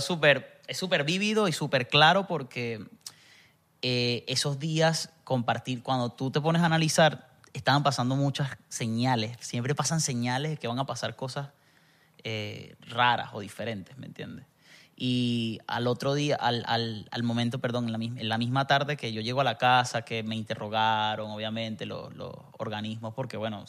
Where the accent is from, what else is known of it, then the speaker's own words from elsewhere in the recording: Barinas, Venezuela; moved away; also born or lived in Zulia; Eh, como nací en el Zulia, pero crecí en Barinas.